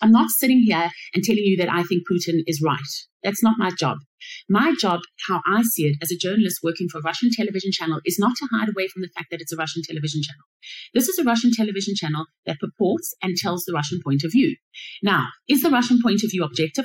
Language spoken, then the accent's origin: English; Johannesburg, Gauteng, South Africa; moved away as an adult; also born or lived in Middle East; back in my hometown in Johannesburg, South Africa